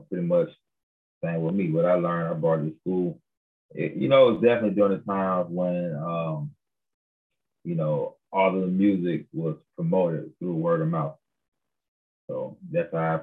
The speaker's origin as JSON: {"language": "English", "town": "Tuskegee", "region": "Alabama", "country": "United States", "tie": "born or raised there", "also_born_or_lived": "Montgomery, Alabama", "said": "I'm originally, from Tuskegee, Alabama. Grew up in Tuskegee and Montgomery, Alabama."}